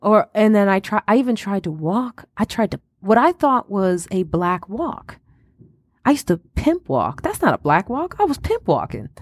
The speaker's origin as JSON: {"language": "English", "town": "Highland Park", "region": "Illinois", "country": "United States", "tie": "born or raised there", "also_born_or_lived": "South Side, Chicago", "said": "I grew up in Highland Park"}